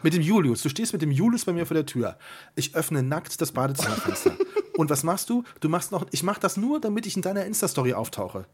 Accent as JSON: {"language": "German", "town": "Siegburg", "region": "North Rhine-Westphalia", "country": "Germany", "tie": "born or raised there", "moved": "yes", "said": "Ich komme ja aus Siegburg und war viel zu selten da. Und immer wenn ich zu Hause bin, fahre ich tatsächlich immer noch mal die alten Straßen lang, wo ich früher gewohnt habe"}